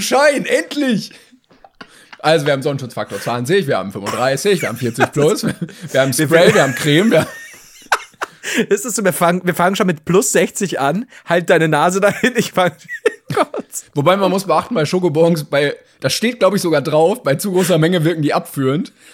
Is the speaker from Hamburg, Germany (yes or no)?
no; Bavaria, Germany; als Bayer